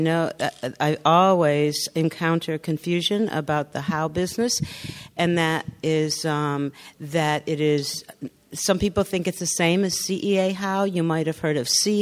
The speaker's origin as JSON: {"language": "English", "region": "Northern California", "country": "United States", "said": "So up north, I'm from Northern California."}